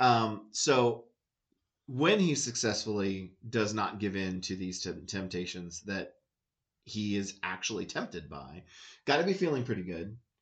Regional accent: United States; I'm American

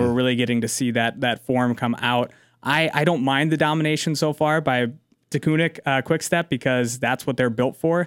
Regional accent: United States

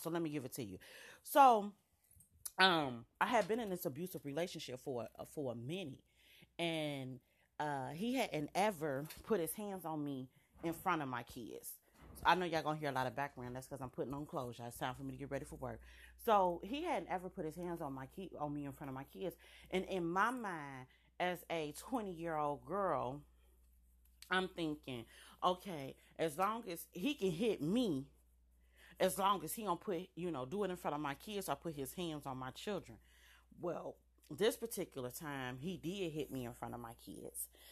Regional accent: United States; I'm an American. Period. This is my country

